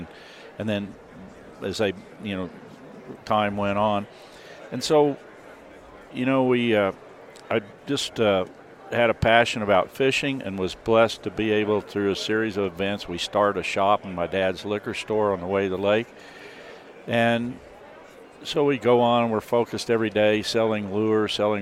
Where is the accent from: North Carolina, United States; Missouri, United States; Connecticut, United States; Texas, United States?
Missouri, United States; the Ozarks; I grew up in the Ozarks, and the area where I grew up was referred to as the float fishing capital of the world